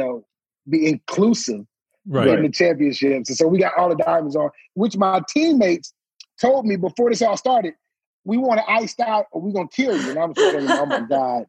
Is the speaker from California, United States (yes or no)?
no; Detroit, Michigan, United States; we were in Detroit, my hometown